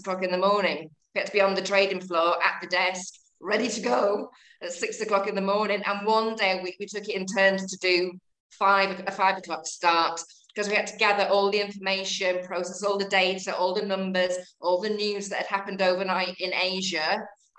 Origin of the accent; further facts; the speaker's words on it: between Liverpool and Manchester, North West England, United Kingdom; accent: Northern; moved away; I think you can hear from my accent that I'm Northern. Grew up in between Liverpool and Manchester